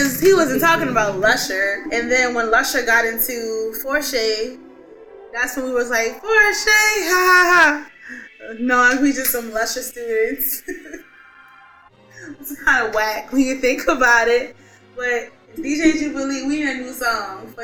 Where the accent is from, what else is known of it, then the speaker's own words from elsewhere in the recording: New Orleans, Louisiana, United States; I'm from New Orleans